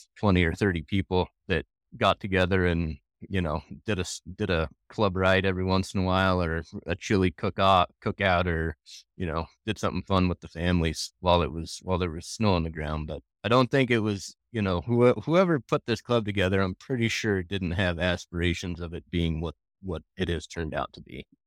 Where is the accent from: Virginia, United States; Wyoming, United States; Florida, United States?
Wyoming, United States; Jackson; Born and raised in Jackson